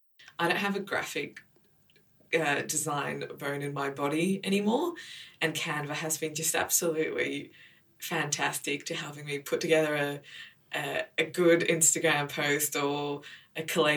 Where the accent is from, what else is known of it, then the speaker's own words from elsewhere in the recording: Israel; born there; So I was born in Israel.